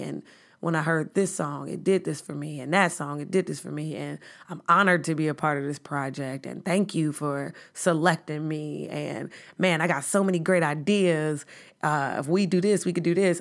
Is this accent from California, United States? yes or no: no; Chicago, Illinois, United States; I'm from the South Side of Chicago